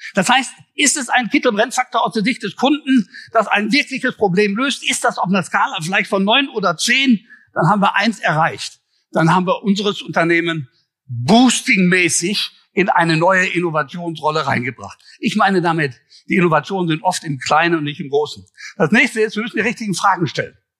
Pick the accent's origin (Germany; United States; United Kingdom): Germany; Ruhr area, North Rhine-Westphalia; accent: Ruhrgebiet; also born or lived in Düsseldorf; ich komme aus dem Ruhrgebiet, das hört man ja auch.